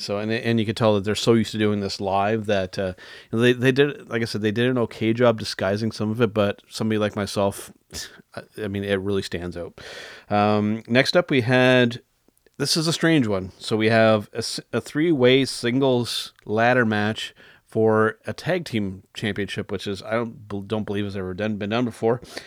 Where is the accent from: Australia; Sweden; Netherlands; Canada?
Canada; as a Canadian